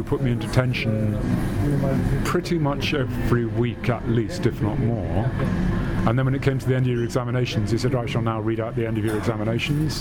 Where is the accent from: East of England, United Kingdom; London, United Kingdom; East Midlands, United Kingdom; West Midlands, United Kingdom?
London, United Kingdom; I grew up in London, sighted